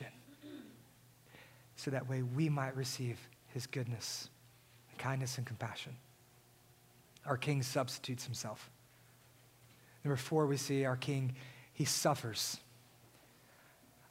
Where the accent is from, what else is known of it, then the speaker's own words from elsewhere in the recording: Southeast Texas, United States; Many of us, growing up in Southeast Texas